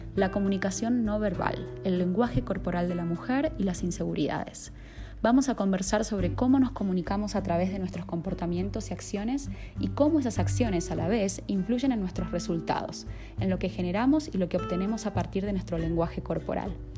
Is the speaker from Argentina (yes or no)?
yes; Argentina; moved away as an adult; now in Colombia; soy argentina de nacimiento y estoy viviendo en Colombia hace más de un año y medio.